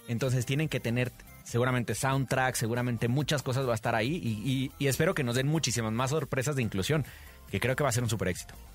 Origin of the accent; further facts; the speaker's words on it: Mexico; como mexicano